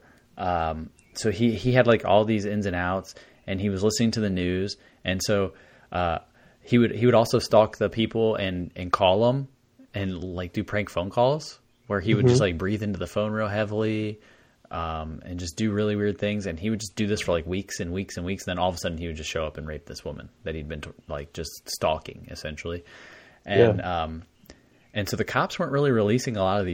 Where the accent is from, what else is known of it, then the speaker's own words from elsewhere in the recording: United States; as an American listening to an Australian tell you these stories